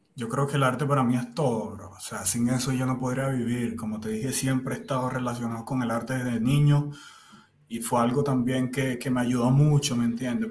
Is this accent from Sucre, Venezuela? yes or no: yes; Cumaná, Sucre, Venezuela; moved away as an adult; also born or lived in Margarita Island, Venezuela; now in Colombia; Yo vengo de la costa de Venezuela, del oriente del país. Cumaná